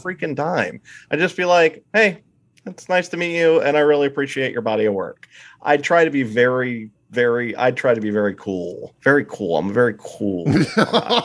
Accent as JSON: {"language": "English", "region": "eastern Pennsylvania", "country": "United States", "tie": "born or raised there", "accent": "East Coasty, Pennsylvania Dutch", "moved": "yes", "said": "I was born and raised in eastern P A, so I, it's sort of a East Coasty"}